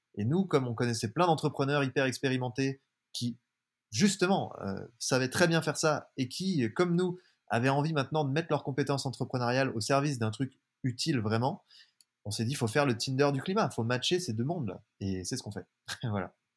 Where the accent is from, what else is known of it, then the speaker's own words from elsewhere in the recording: Jura, Bourgogne-Franche-Comté, France; moved away; je suis originaire du Jura, un petit village de 200 habitants entre Lyon et Genève